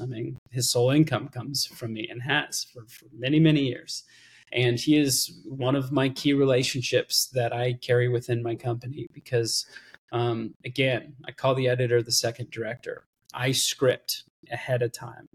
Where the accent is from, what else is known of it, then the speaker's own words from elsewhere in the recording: Austin, Texas, United States; I was born here in Austin, Texas. I'm currently in Austin, Texas.